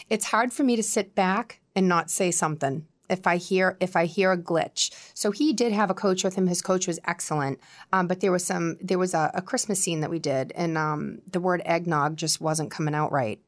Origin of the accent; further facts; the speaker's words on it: Quincy, Massachusetts, United States; accent: Boston; now in Scituate, United States; I grew up in Quincy